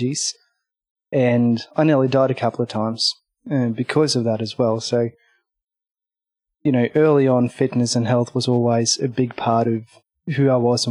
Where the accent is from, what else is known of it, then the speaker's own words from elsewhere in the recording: Norway; moved away as an adult; now in Australia; I was born in Norway, up in the mountains